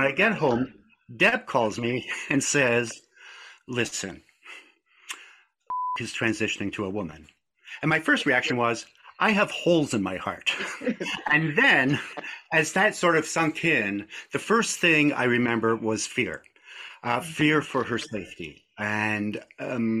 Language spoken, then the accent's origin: English; Scotland, United Kingdom; moved away; My family was, we were a Scottish family. I was born in Scotland